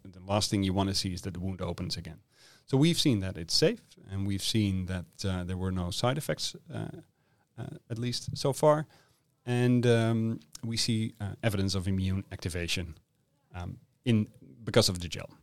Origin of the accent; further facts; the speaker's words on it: Netherlands; moved away as an adult; now in Perth, Australia; I'm originally from the Netherlands